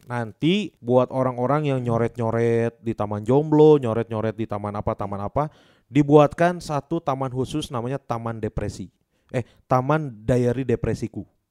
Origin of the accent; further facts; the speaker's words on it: Bandung, West Java, Indonesia; kita mah sebagai warga Bandung